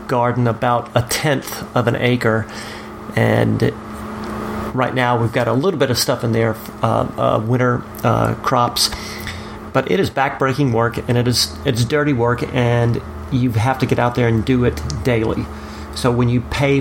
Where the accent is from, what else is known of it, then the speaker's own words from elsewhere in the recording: South Louisiana, United States; growing up in South Louisiana where your mom was always like that weird Mexican cook